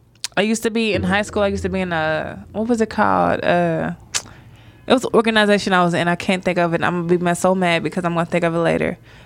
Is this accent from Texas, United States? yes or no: yes; Dallas, Texas, United States; I'm from Oak Cliff